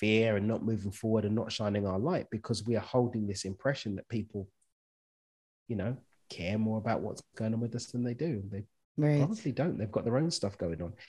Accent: London, United Kingdom; moved away as an adult; now in Cabo San Lucas, Mexico; I'm from East London in the UK, child of immigrants. I now live in Cabo in Mexico.

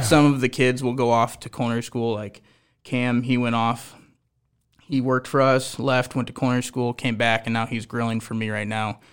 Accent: Omaha, Nebraska, United States; I'm an Omaha kid. I grew up on Omaha steakhouses

